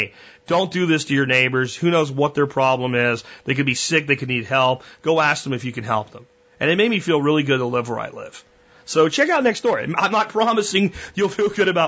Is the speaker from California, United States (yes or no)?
no; Florida, United States; moved away; also born or lived in Pennsylvania; when I grew up in Florida before we moved to Pennsylvania